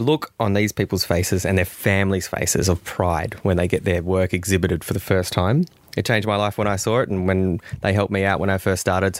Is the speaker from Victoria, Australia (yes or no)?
yes; Victoria, Australia